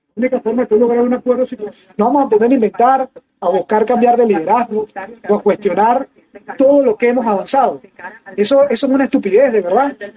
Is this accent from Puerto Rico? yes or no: no; Venezuela; la única opción que tenemos nosotros como venezolanos